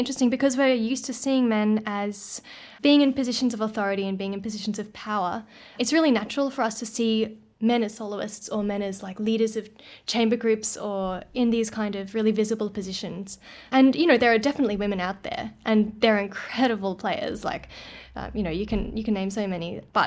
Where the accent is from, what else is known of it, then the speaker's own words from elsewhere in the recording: Brisbane, Queensland, Australia; moved away as an adult; now in Melbourne, Australia; I am from Brisbane originally, and I went to uni there.